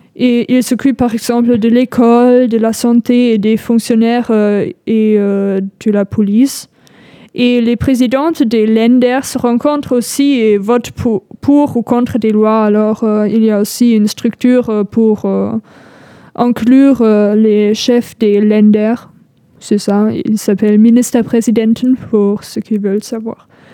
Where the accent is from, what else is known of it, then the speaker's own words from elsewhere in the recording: North Rhine-Westphalia, Germany; French is a second language; moved away as an adult; now in L'Aigle, France; je viens du Rhénanie du Nord-Westphalie